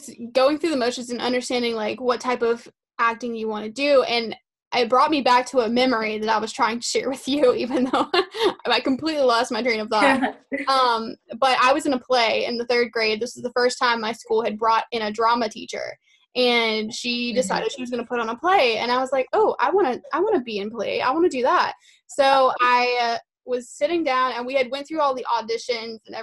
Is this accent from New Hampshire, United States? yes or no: no; South Carolina, United States; I'm from South Carolina